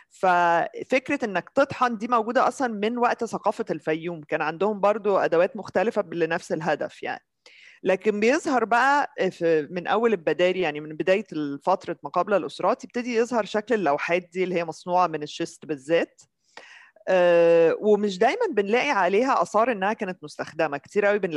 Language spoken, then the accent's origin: Arabic; Nile Delta, Egypt; انا من الدلتا برضه